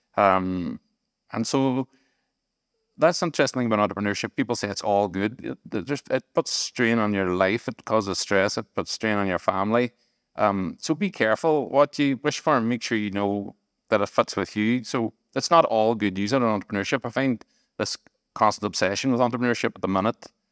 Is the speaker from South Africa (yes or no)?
no; Strabane, Northern Ireland, United Kingdom; moved away; also born or lived in Manchester; I was from Strabane